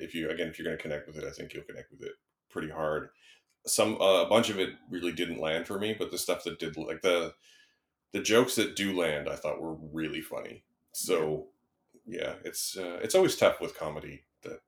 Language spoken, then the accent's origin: English; Canada; I grew up in Canada around that time